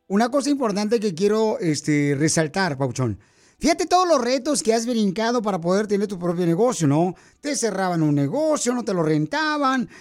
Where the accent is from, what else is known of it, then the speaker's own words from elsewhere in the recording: Mexico; Yo soy mexicano